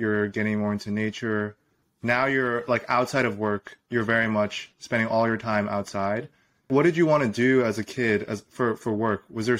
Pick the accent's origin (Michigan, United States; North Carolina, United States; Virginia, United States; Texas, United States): Virginia, United States; Northern; moved away as an adult; also born or lived in Northern California; I grew up in like the swamplands of Northern Virginia.